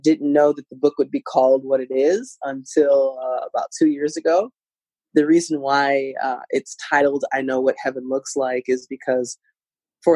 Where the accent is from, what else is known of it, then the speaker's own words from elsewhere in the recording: Midwest, United States; I grew up in the Midwest. I'm Midwesterner at heart.